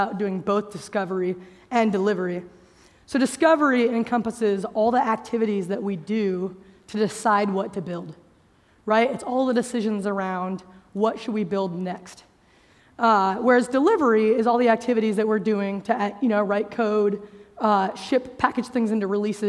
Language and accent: English; United States; As you can tell, probably from how I speak English, I'm an American